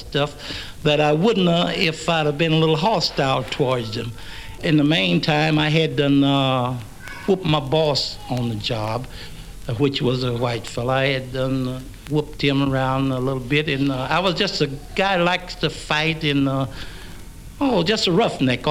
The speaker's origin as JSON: {"language": "English", "region": "the South", "country": "United States", "moved": "yes", "said": "I came from the South and I know how to say yes, sir, no, sir"}